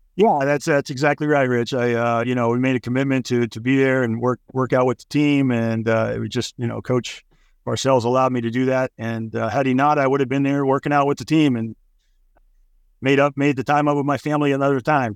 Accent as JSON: {"language": "English", "region": "New York", "country": "United States", "said": "I'm a New York guy"}